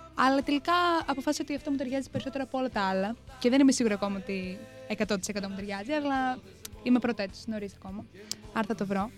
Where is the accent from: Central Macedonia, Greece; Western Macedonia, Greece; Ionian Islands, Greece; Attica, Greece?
Attica, Greece; Piraeus; moved away as an adult; now in Chania, Greece; Είμαι από την Αθήνα, από τον Πειραιά.